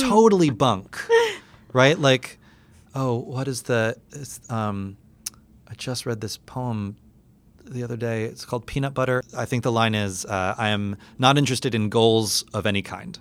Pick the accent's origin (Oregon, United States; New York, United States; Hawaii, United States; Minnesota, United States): New York, United States; New York City; growing up in New York City as a very, very academically minded and academically high performing student